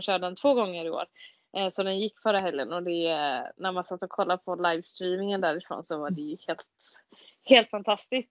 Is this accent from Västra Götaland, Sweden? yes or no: yes; Gothenburg, Västra Götaland, Sweden; jag är eh, född och uppvuxen i Göteborg